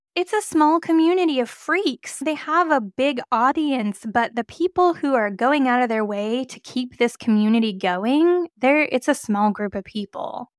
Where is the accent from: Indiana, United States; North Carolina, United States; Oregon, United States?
Oregon, United States; I am from Oregon